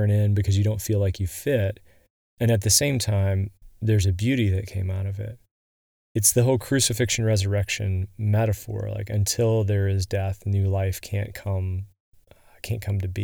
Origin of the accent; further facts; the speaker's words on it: West Virginia, United States; I grew up in West Virginia